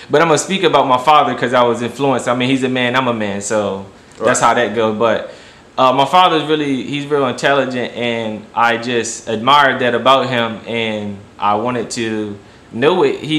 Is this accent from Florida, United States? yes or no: no; Cambridge, Maryland, United States; I grew up in Maryland in a city called Cambridge, Maryland, actually, mm-hmm.